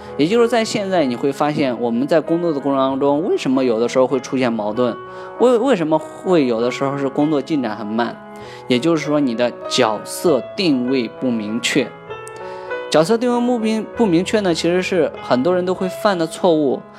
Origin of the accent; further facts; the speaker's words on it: China; 我们中国人就是太多了，十三亿人啊